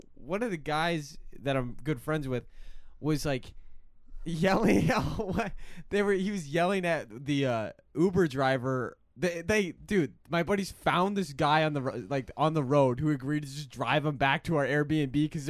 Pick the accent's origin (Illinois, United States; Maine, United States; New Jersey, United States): Illinois, United States; Evanston; born there; I was born in Evanston.